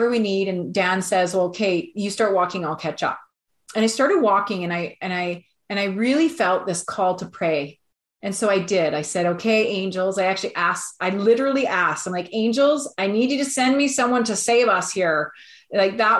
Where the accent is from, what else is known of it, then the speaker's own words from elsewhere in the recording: Alberta, Canada; we're from Alberta